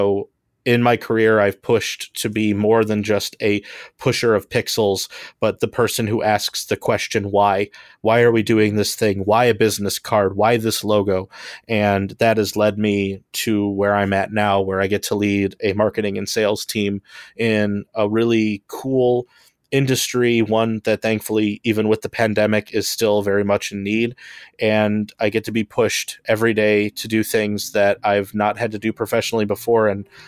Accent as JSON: {"language": "English", "town": "Homewood", "region": "Illinois", "country": "United States"}